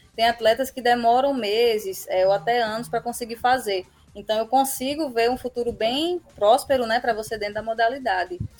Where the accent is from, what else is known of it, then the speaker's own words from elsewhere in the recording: Northeast Region, Brazil; Como um bom sertanejo, um bom nordestino faz